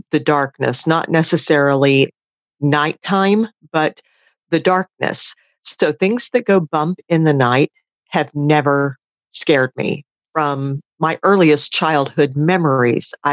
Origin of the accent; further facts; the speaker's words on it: outside of Orlando, Florida, United States; also born or lived in Tampa area, Florida; I grew up outside of Orlando